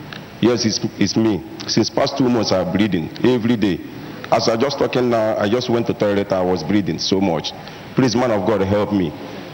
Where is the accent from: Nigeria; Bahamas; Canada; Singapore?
Nigeria; now in Cameroon; I'm a Nigerian, but I reside in Cameroon.